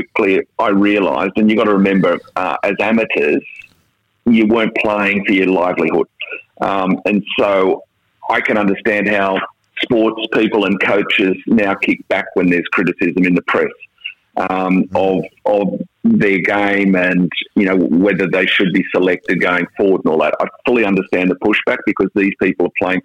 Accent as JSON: {"language": "English", "town": "Sydney", "region": "New South Wales", "country": "Australia", "tie": "born or raised there", "said": "growing up in the Shire, before I went to Newington, I swam twice a day"}